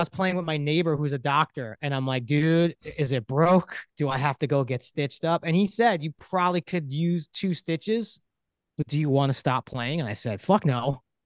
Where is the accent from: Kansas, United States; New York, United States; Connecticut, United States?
New York, United States; New York City; I grew up in Brooklyn, New York